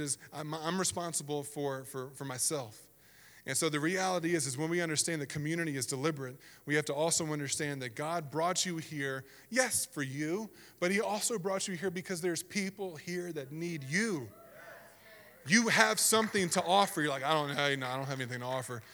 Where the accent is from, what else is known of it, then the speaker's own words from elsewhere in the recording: the South, United States; moved away; I grew up in the South, and it was different over there